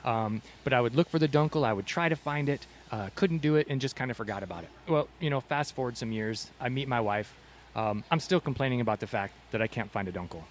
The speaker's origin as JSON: {"language": "English", "region": "Michigan", "country": "United States", "moved": "yes", "lives_now": "Tucson, United States", "said": "I'm originally from Michigan"}